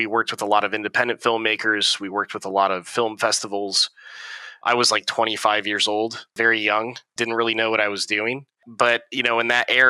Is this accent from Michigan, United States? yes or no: yes; Niles, Michigan, United States; moved away as an adult; also born or lived in San Francisco Bay Area; So I grew up in Michigan, small town in Michigan called Niles.